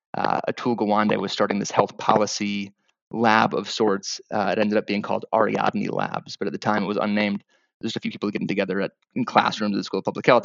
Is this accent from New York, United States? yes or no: no; Wisconsin, United States; moved away as an adult; I'm from Wisconsin originally